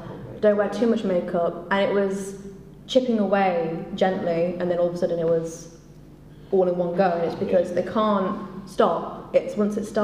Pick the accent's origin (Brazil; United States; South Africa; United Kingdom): United Kingdom; Leicester, East Midlands; I'm a poet from Leicester